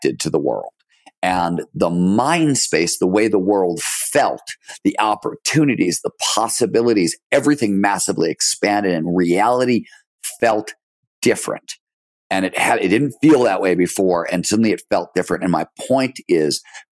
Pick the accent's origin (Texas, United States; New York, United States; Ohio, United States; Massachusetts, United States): Ohio, United States; Cleveland; also born or lived in Chicago; the year we moved from Chicago to Cleveland, which was I was 2 or 3